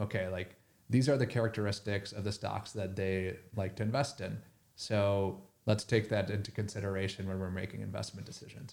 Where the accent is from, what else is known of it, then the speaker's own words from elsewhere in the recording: Minnesota, United States; I grew up in Minnesota